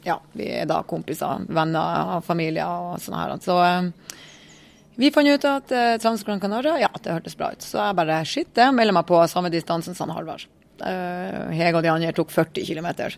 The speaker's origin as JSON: {"language": "Norwegian", "region": "Northern Norway", "country": "Norway", "said": "Vi er tre stykker fra Nord-Norge"}